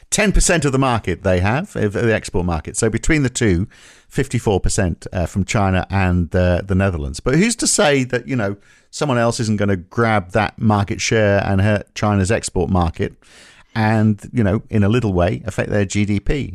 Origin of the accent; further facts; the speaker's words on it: North East England, United Kingdom; I grew up in the Northeast England